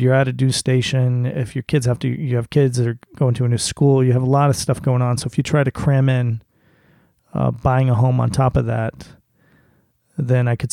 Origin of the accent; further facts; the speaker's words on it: South Florida, United States; now in northeastern US; I grew up in South Florida